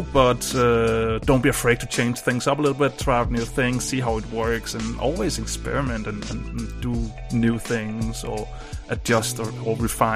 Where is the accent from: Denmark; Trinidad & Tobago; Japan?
Denmark; English is a second language; I'm from Denmark